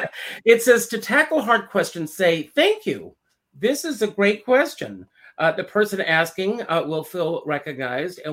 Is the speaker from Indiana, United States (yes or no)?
no; Conway, South Carolina, United States; moved away; also born or lived in Myrtle Beach, South Carolina; I grew up in Conway, which is right next to Myrtle Beach.